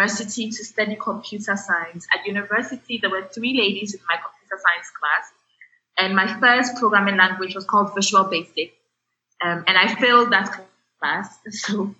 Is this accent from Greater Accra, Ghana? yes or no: yes; Accra, Greater Accra, Ghana; I grew up in Accra, Ghana, in West Africa.